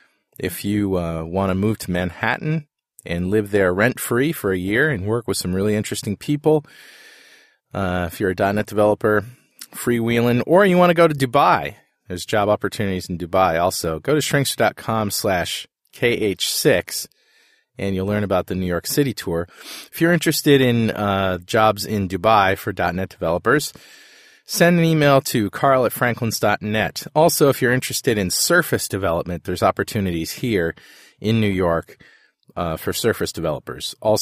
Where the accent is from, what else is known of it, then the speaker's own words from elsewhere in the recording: Toowoomba, Queensland, Australia; Joel started bagging Toowoomba. That is my hometown, and I thought I should stand up for it.